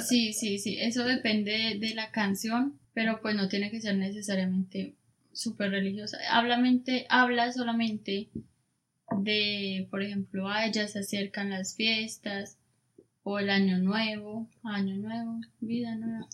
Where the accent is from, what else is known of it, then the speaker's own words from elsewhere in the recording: Colombia; uno normalmente como colombiano